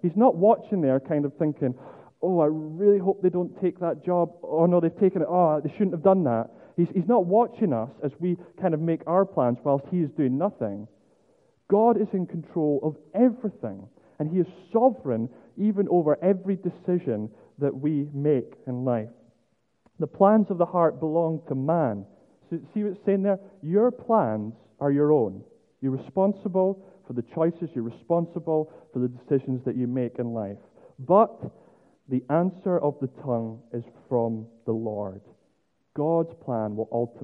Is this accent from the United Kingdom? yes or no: yes; Scotland, United Kingdom; as a Scotsman